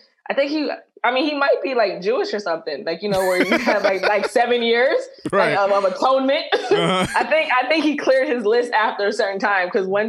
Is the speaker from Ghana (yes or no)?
no; Jamaica; And it's just like, we're unpopular opinions. Like, and I'm Jamaican.